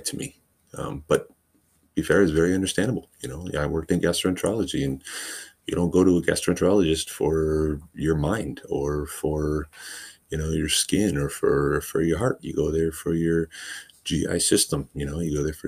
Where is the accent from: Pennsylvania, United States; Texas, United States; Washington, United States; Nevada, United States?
Washington, United States; moved away as an adult; also born or lived in California; I went to school in California for medical assisting, but I'm born and raised in Washington State, which is where I've come back to.